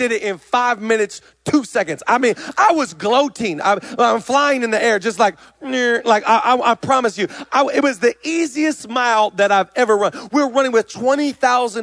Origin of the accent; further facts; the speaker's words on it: Seattle, Washington, United States; I'm from Seattle